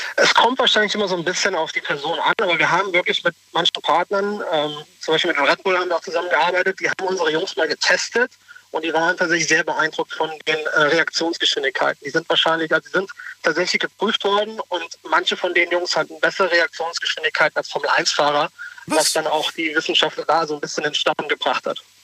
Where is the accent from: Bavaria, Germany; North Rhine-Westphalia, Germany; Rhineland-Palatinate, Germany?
Rhineland-Palatinate, Germany; Trier; Ich komme aus Trier